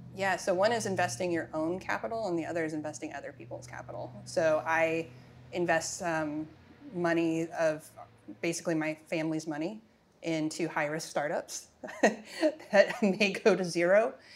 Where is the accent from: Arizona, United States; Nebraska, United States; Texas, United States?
Arizona, United States; I'm from Arizona